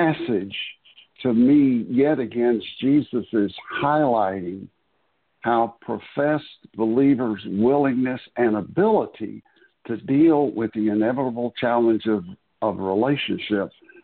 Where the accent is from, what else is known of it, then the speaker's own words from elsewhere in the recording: the South, United States; I was born and raised in the South